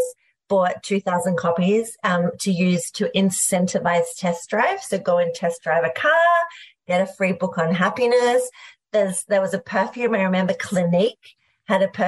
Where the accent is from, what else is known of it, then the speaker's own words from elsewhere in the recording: Australia; We had what was in Australia unceremoniously called veggie English at school.